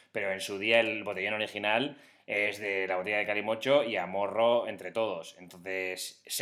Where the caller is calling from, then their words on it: Seville, Andalusia, Spain; de Sevilla.